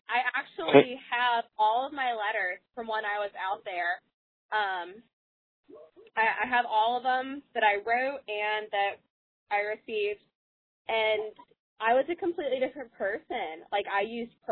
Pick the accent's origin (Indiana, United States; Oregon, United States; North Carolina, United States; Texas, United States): North Carolina, United States; I'm from North Carolina